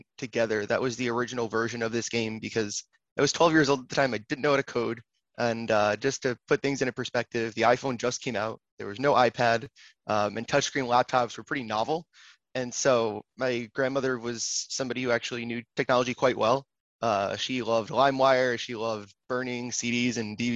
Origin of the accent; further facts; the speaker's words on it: Long Island, New York, United States; also born or lived in Manhattan, New York; I am originally from Long Island, New York. I now live back in Manhattan